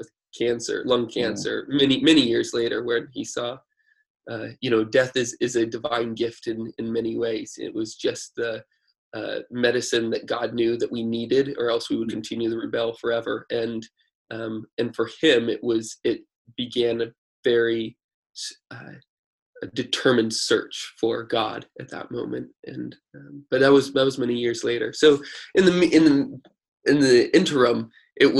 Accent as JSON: {"language": "English", "country": "United States", "tie": "born or raised there"}